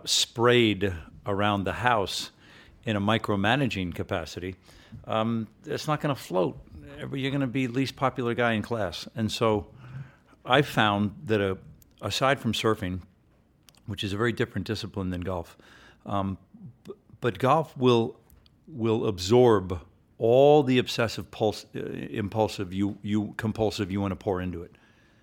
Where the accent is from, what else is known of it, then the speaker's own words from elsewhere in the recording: Short Hills, New Jersey, United States; also born or lived in New York City; I grew up first in New York City, and then we moved up and down the Eastern Seaboard, and then Dad finally settled in Short Hills, New Jersey, which is this beautiful suburb of New York.